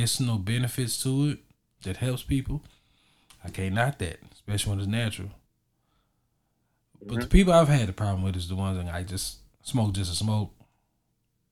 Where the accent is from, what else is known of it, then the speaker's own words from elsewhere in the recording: Texas, United States; I'm from Texas